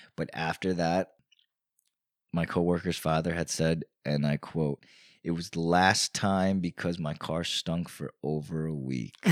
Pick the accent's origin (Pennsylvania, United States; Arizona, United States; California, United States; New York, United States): New York, United States; Newburgh; now in Poughkeepsie, United States; I grew up in Newburgh